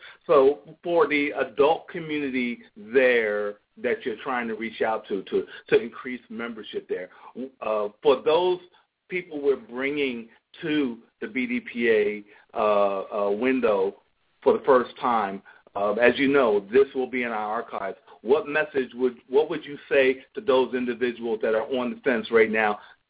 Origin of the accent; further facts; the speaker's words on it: Philadelphia, Pennsylvania, United States; now in Atlanta, United States; I'm from the Philadelphia area.